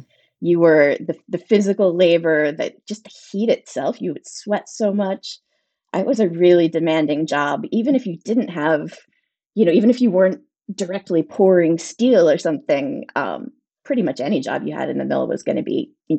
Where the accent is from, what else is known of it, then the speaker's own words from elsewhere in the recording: Springdale, Pennsylvania, United States; accent: Pittsburgh; moved away as an adult; also born or lived in New York City; I'm from Springdale